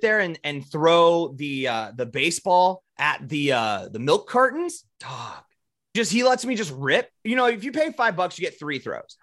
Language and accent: English; South Dakota, United States; we're from South Dakota. We grew up in the shadow of Mount Rushmore